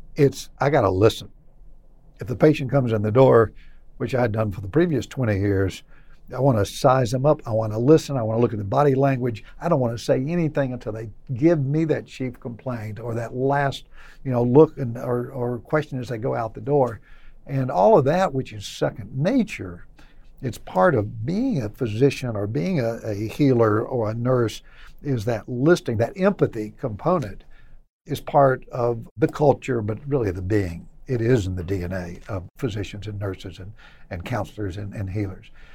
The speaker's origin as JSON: {"language": "English", "region": "Middle Tennessee", "country": "United States", "said": "I was from Middle Tennessee and not East Tennessee"}